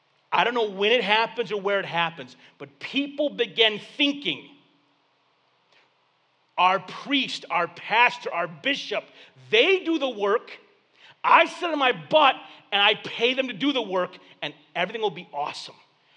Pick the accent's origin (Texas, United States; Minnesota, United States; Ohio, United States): Texas, United States; I am Mexican. I'm culturally Mexican. I love Tejano music. Because I was born in Texas, I eat pinto beans and not black beans.